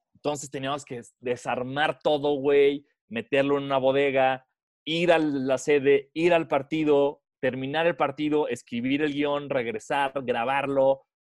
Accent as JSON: {"language": "Spanish", "country": "Mexico", "said": "De México"}